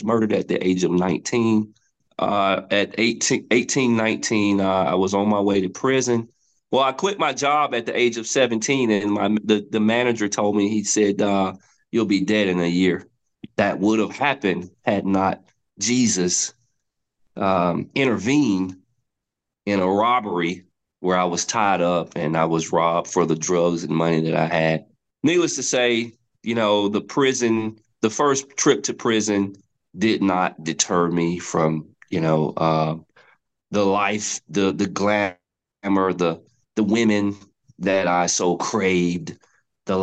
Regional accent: West End, Alabama, United States; when I was about 14 years old, growing up in West End

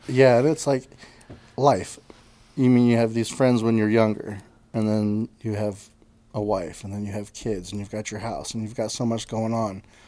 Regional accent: Lake Monroe, Indiana, United States; my dad's parents in Indiana, they ended up having a houseboat, and we grew up on Lake Monroe.

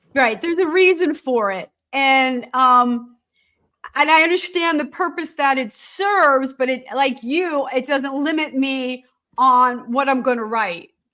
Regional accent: Allentown, Pennsylvania, United States; also born or lived in New Jersey; I'm from Allentown

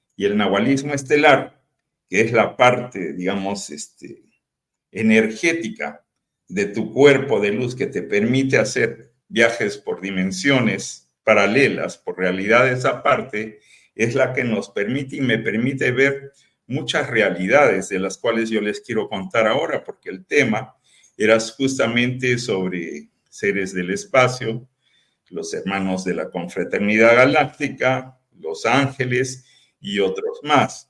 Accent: Peru; now in Tepic, Mexico; yo soy peruano y viví en Perú

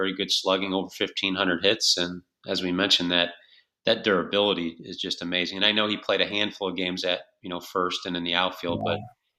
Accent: New York, United States; I grew up in New York during the time he was broadcasting with the Mets

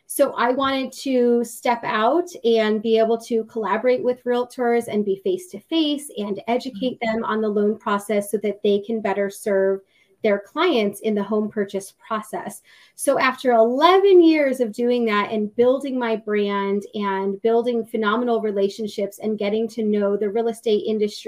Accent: New England, United States; But I grew up in New England, totally not from the South.

